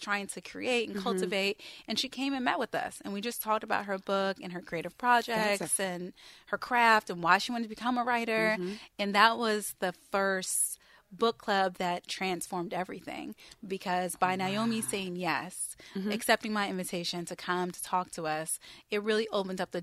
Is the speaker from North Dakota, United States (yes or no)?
no; Washington, District of Columbia, United States; now in New York, United States; I'm from Washington, D.C.